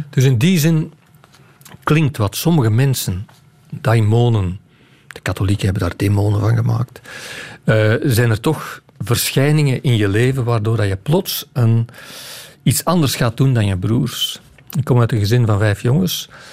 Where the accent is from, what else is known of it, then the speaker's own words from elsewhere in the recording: Campine, Flanders, Belgium; ik ben geen West-Vlaming, ik kom uit de Kempen